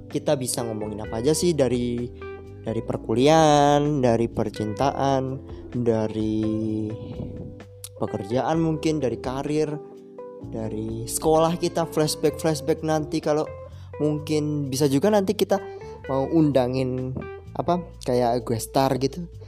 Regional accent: Malang, East Java, Indonesia; aku asalnya dari Malang dan sekarang masih kuliah semester 4 di salah satu universitas swasta di Malang

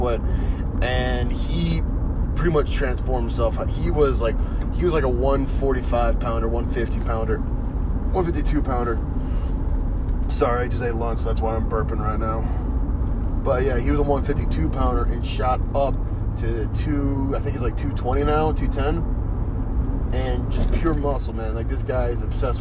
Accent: North Carolina, United States; moved away as an adult; also born or lived in Colorado; I came home to North Carolina from Colorado

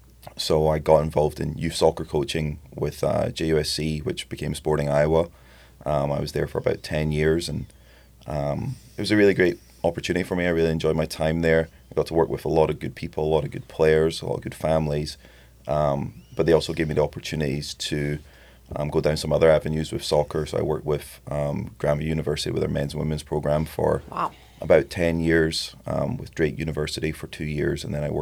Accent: Edinburgh, Scotland, United Kingdom; now in United States; It has faded a little bit over the years, but no, I'm originally from Edinburgh, Scotland. I grew up there, and obviously Scotland's a soccer-crazy country or football-crazy country.

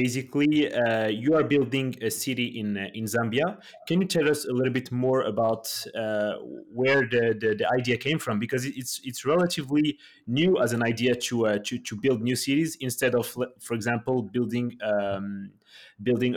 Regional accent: Morocco; I'm also from Africa, from Morocco.

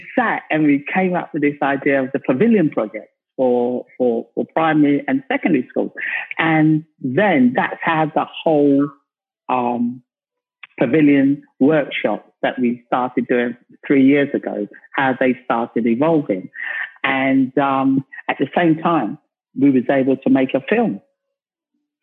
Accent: London, United Kingdom; I come from South London

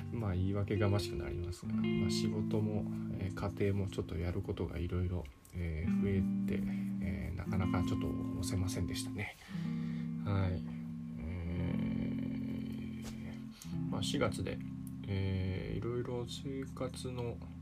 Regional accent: Ishikawa, Japan; also born or lived in Osaka; 小学校入る時に、えー、っと石川県に引っ越して、まあ、金沢の、まあ、隣近所みたいなところですねに引っ越しました

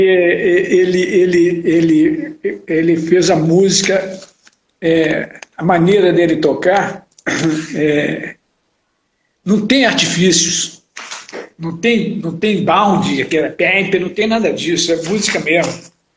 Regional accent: Belo Horizonte, Minas Gerais, Brazil; minha infância e adolescência em Belo Horizonte

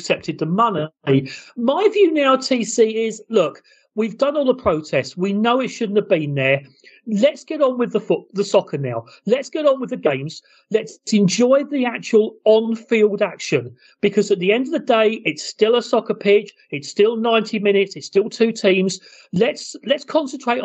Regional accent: England, United Kingdom

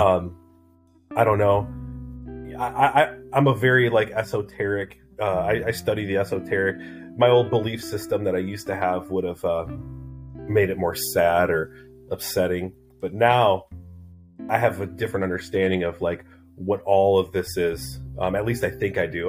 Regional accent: Southern Wisconsin, Northern Illinois, United States; I grew up everywhere, man. Um, Northern Illinois, Southern Wisconsin

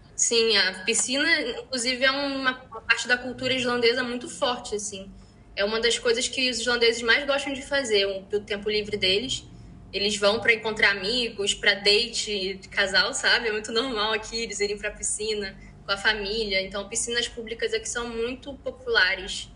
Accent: Rio de Janeiro, Brazil; moved away as an adult; now in Iceland; eu sou carioca

